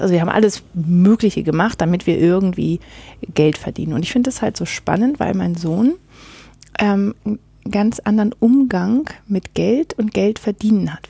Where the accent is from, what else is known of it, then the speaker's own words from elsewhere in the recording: Northern Germany, Germany; now in Gimmeldingen, Germany; bei uns wo in Norddeutschland, wo ich herkomme